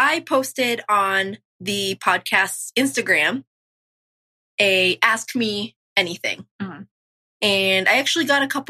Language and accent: English; Maine, United States; we grew up in a small town in Maine, more in the mountains, and it was a great childhood.